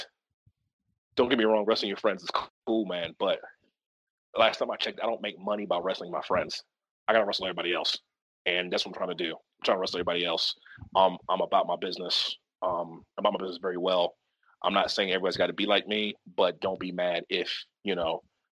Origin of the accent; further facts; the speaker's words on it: the South, United States; I'm from the South